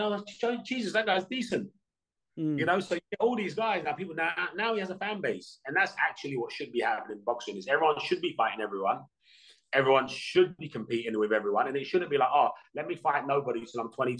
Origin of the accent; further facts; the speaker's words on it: Hounslow, London, United Kingdom; growing up in Hounslow